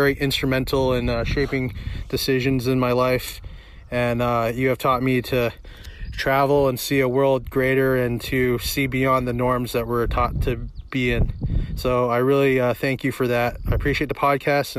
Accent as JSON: {"language": "English", "country": "Guam", "moved": "yes", "lives_now": "Connecticut, United States", "said": "I come from the Isle of Guam"}